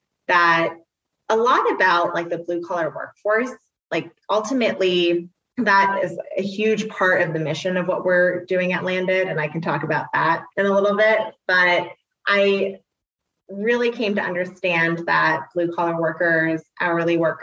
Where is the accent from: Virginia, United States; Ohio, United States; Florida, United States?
Ohio, United States; Dublin; I grew up in Central Ohio, in this small suburb called Dublin.